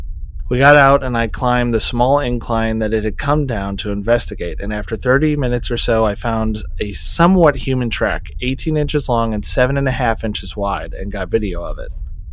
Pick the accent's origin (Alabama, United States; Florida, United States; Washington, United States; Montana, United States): Montana, United States; Now, I'm from Montana and have spent many a night camped alone in far more rugged mountains than I was in now